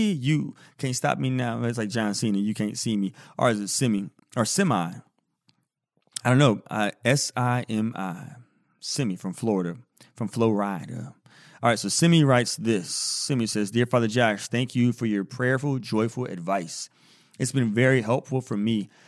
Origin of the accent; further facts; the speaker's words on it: India; although I'm Indian